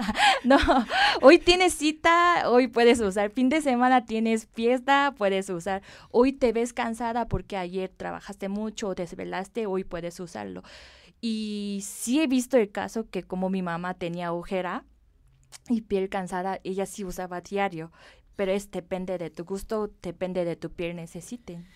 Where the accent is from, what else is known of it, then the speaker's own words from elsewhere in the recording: South Korea; Spanish is a second language; moved away as an adult; now in Mexico; Yo nací en Corea y viví ahí y me eduqué ahí. Me vine después de terminar la universidad a México